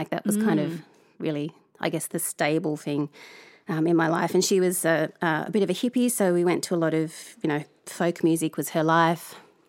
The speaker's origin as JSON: {"language": "English", "town": "Hobart", "region": "Tasmania", "country": "Australia", "tie": "born or raised there", "also_born_or_lived": "Suvavo, Fiji", "said": "So I was born in Hobart in Tassie in the mid-70s. My mum was from the northwest coast of Tasmania and my dad was from a village called Suvavo in Fiji, Vidilevu. So I was born in Tassie, grew up there sort of between Hobart."}